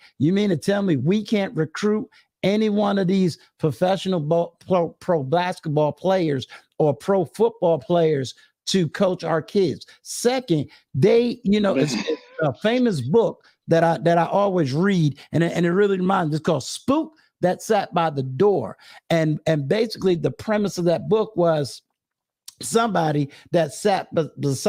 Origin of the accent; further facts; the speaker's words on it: Virginia, United States; HBCU that's right here in my home state